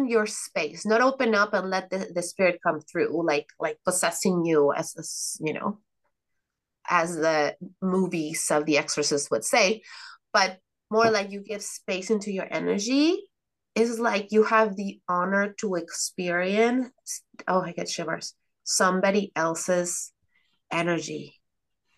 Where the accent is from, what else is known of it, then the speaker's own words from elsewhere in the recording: Mexico; moved away; I come from Mexico